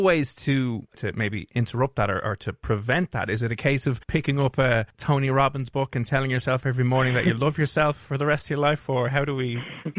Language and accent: English; Ireland; it's part of our charm and it's part of our culture and heritage as Irish people